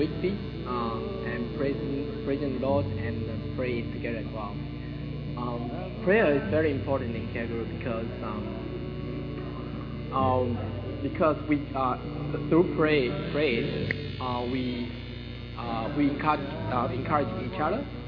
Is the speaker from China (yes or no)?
yes; China; now in Melbourne, Australia; I'm from China, and I study electrical engineering in Monash University.